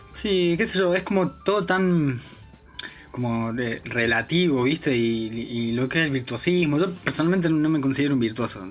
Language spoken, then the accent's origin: Spanish; Río Ceballos, Córdoba, Argentina; moved away as an adult; now in Buenos Aires, Argentina; me crié en Córdoba, en un pueblito ahí en, las Sierras Chicas, se llama Río Ceballos